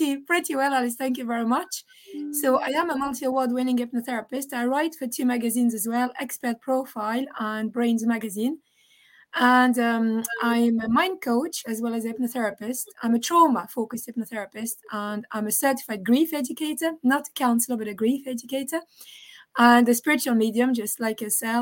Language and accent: English; France; moved away as an adult; also born or lived in former Yugoslavia (parents); now in Dublin, Ireland; my parents are from former Yugoslavia, but I was born in France, and I have the very bad traits of the French